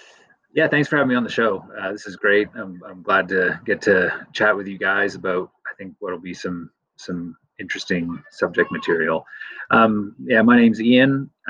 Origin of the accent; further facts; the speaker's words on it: Windsor, Ontario, Canada; moved away as an adult; also born or lived in Toronto, Canada / Bloemfontein, South Africa; now in Lakewood, United States; I was born and raised in Canada, born in Windsor, Ontario, and raised there. And then for the last 15 years before moving here, I lived in Toronto.